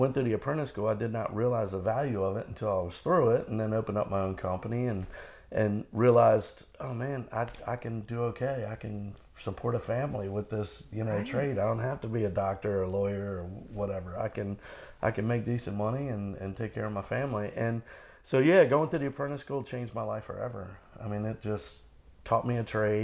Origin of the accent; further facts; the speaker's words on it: Norfolk, Virginia, United States; I grew up in Norfolk.